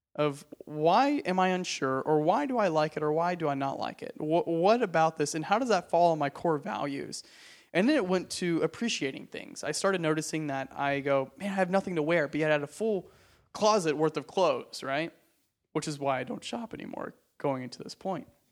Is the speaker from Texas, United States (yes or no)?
yes; Texas, United States; born or raised there; moved away as an adult; now in Los Angeles, United States